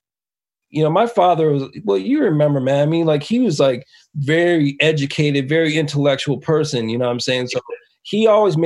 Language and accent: English; Buffalo, New York, United States; moved away; growing up in Buffalo